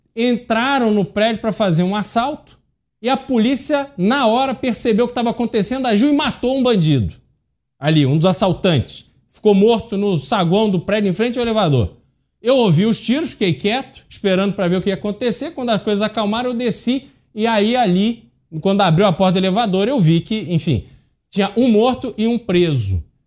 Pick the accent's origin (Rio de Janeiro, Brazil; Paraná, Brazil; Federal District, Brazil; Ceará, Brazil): Rio de Janeiro, Brazil; now in São Paulo, Brazil; eu cresci no Rio de Janeiro, vim para São Paulo, a, enfim, passei mais tempo em São Paulo do que no Rio de Janeiro, mas cresci lá